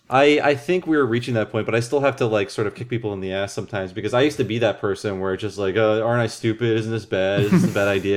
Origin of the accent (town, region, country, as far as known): Ohio, United States; born or raised there; also born or lived in Santa Fe; now in Berkeley, United States